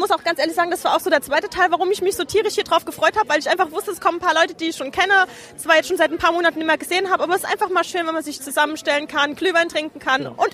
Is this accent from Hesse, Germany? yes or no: no; Kaiserslautern, Rhineland-Palatinate, Germany; Ich bin die … und ich komme aus Kaiserslautern.